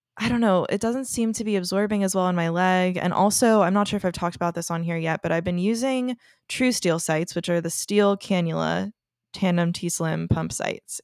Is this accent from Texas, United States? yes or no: yes; Texas, United States; moved away as an adult; now in Los Angeles, United States; I am from Texas, if you don't already know that, and so I've only been in L A a couple years